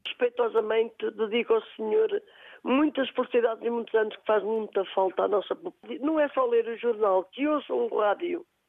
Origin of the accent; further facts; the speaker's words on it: Castro Daire, Viseu, Portugal; Sou natural de Castrodeira mesmo